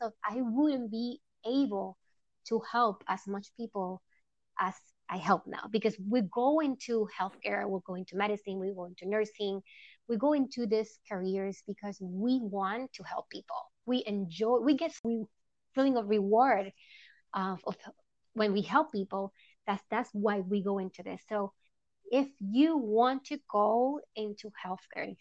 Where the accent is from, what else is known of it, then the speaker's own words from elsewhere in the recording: Puerto Rico; English is a second language; moved away; I am from Puerto Rico, Boricua, as we call it.